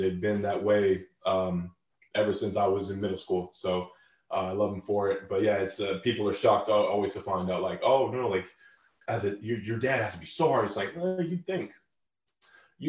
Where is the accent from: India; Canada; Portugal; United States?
Canada; Canada. Like, that's my home country, born and raised